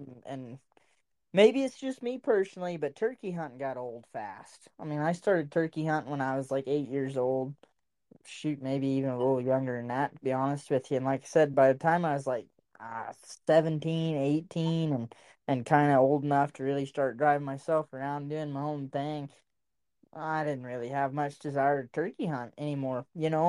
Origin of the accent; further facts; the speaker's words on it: United States; also born or lived in Oklahoma / Texas; growing up around Oklahoma and Texas